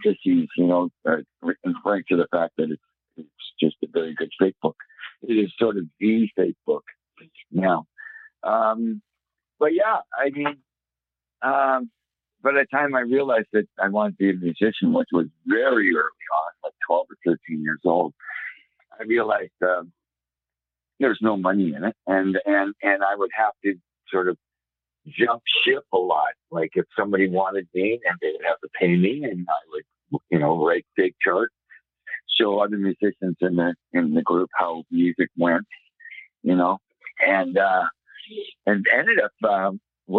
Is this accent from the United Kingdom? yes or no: no; Toronto, Ontario, Canada; I grew up in Toronto